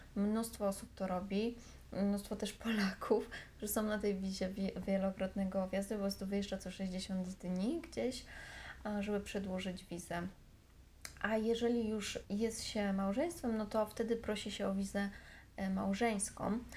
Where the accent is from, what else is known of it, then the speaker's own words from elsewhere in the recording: Warsaw, Masovian Voivodeship, Poland; moved away as an adult; now in Thailand; Ja jestem z Warszawy, więc ja mieszkam, mieszkam zawsze w Warszawie